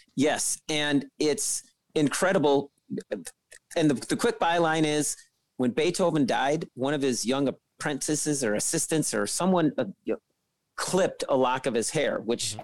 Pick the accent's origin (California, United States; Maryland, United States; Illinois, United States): Illinois, United States; Chicago; I'm a trumpet player and I'm from Chicago